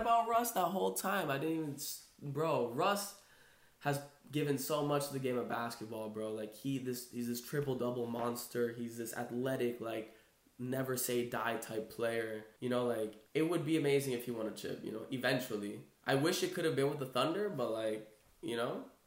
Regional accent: Brazil; I am Brazilian, right? I'm from Brazil.

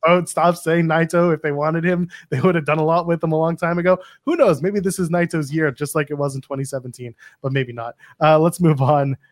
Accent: Canada; also born or lived in Toronto; I am Canadian, I can say that. I live in Toronto

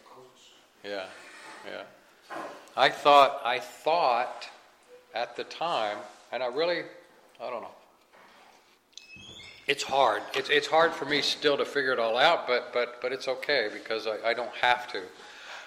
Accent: Kansas City, Missouri, United States; I'm from the Midwest. Like I said, I'm from Kansas City

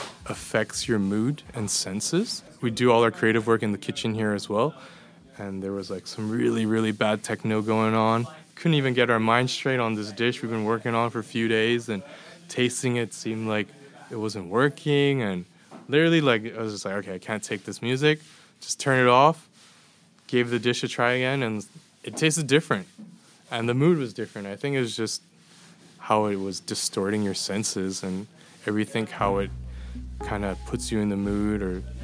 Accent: Edmonton, Alberta, Canada; moved away as an adult; now in Copenhagen, Denmark; born and raised in Edmonton, Alberta, in Canada

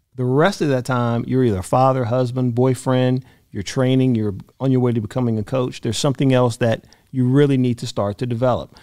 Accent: Albany, Georgia, United States; moved away; also born or lived in Atlanta, Georgia; I'm from Albany, Georgia, and then I moved to Atlanta.

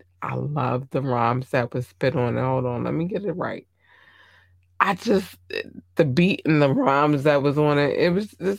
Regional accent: Maryland, United States; When you, as a Marylander, because I'm from Maryland, I will say this, it's, every state has a different situation, right?

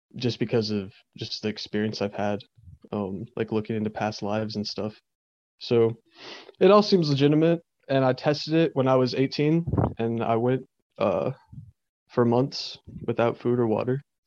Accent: East Tennessee, United States; I grew up in East Tennessee, lived here all my life.

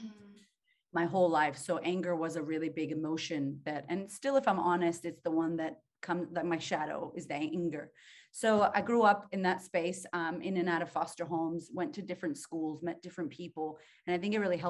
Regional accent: Boston, Massachusetts, United States; now in Australia; I grew up in Boston, Massachusetts, shout out to Beantown

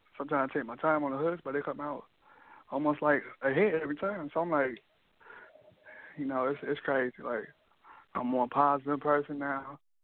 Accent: Rockford, Illinois, United States; now in Iowa, United States; I live in Iowa. I'm from Rockford, Illinois

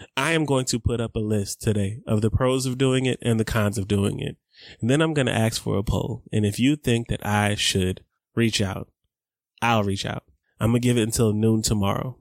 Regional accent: Atlanta, Georgia, United States; I grew up in East Atlanta, again, in Scottsdale.

